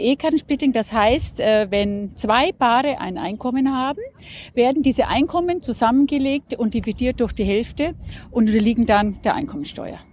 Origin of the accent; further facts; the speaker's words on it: Nuremberg, Bavaria, Germany; ich komme aus Nürnberg. Das heißt, ich vertrete den Stimmkreis Nürnberg hier im Deutschen Bundestag